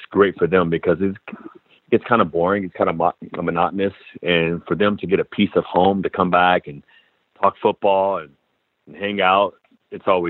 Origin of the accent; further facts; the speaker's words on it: San Diego, California, United States; being born and raised in San Diego